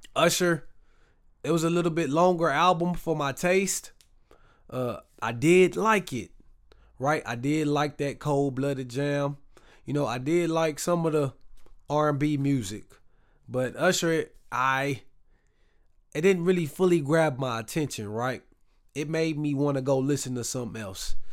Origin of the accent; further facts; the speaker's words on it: Waco, Texas, United States; now in Dallas, United States; I'm from Texas. I mean, we in Dallas, but I'm from Waco